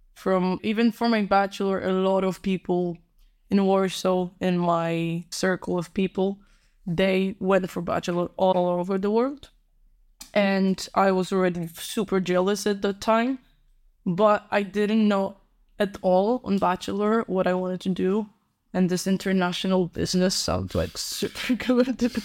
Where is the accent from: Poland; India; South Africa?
Poland; Warsaw, Masovian Voivodeship; English is a second language; moved away as an adult; also born or lived in Barcelona; now in Rotterdam, Netherlands; because I'm from Poland, Warsaw. Born and raised